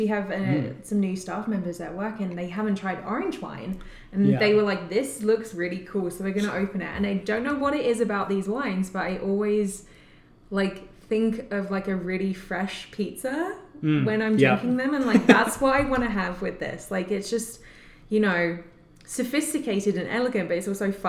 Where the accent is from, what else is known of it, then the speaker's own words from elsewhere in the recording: United Kingdom; moved away; I'm British